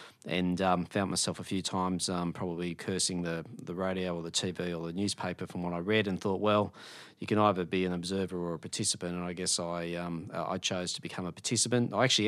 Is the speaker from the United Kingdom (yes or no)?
no; New South Wales, Australia; now in Melbourne, Australia; I grew up in the Hunter region in New South Wales. I live and reside in Melbourne, and I now hold a job in Canberra.